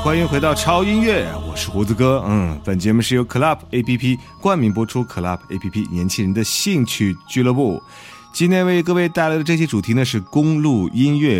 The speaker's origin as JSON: {"language": "Chinese", "town": "Xi'an", "region": "Shaanxi", "country": "China", "said": "我是本地人在西安上学"}